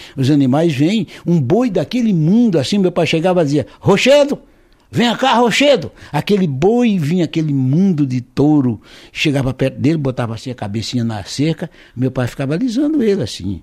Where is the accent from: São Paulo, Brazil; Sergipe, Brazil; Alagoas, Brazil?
Alagoas, Brazil; born or raised there